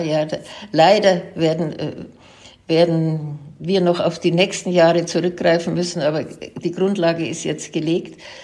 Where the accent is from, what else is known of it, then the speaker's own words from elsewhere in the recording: Germany; also born or lived in Franconia / Munich; dass das meine Heimat ist und dass meine Familie schon drei, vier Generationen zurückverfolgt werden kann im fränkischen Bereich